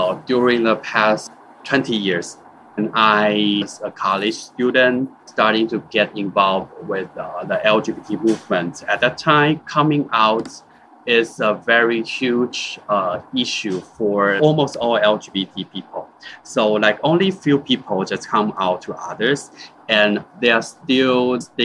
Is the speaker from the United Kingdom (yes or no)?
no; Taiwan; I'm from Taiwan